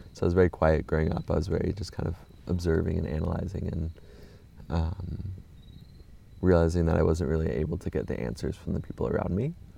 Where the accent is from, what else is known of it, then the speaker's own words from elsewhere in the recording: Orange County, California, United States; moved away; I grew up in Orange County, California, Southern California